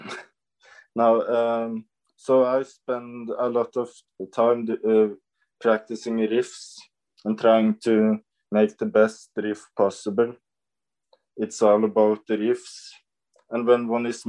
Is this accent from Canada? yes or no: no; Norway; I'm from Norway